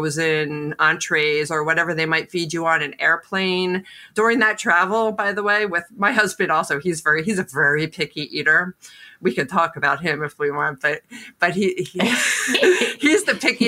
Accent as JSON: {"language": "English", "town": "Philadelphia", "region": "Pennsylvania", "country": "United States", "moved": "yes", "lives_now": "Connecticut, United States", "said": "I'm actually from Philadelphia, and I've done a sort of a slow migration, sort of north"}